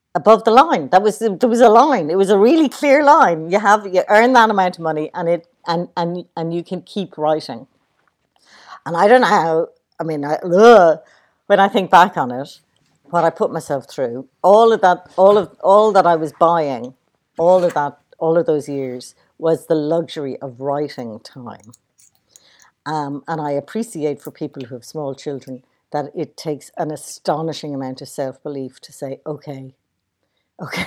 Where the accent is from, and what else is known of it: Ireland